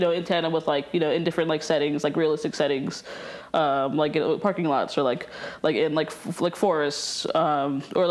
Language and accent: English; Chattanooga, Tennessee, United States; moved away as an adult; also born or lived in Chicago; now in Helena, United States; growing up in Chattanooga